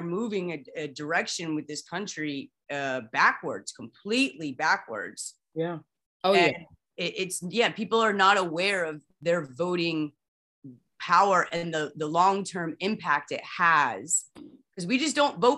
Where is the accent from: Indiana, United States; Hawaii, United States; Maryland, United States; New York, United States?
Indiana, United States; I'm from Indiana